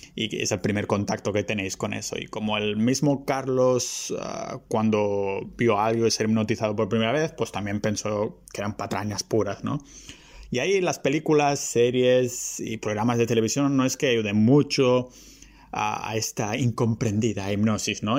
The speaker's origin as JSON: {"language": "Spanish", "town": "Vilafranca del Penedès", "region": "Catalonia", "country": "Spain", "also_born_or_lived": "Barcelona", "said": "Yo soy originariamente de, de Vilafranca, que está a una hora ah, ah, en tren"}